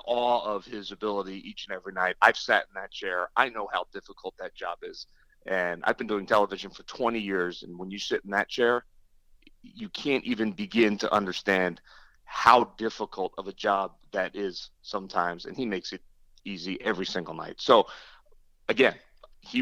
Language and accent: English; New Jersey, United States; I grew up a kid in South Jersey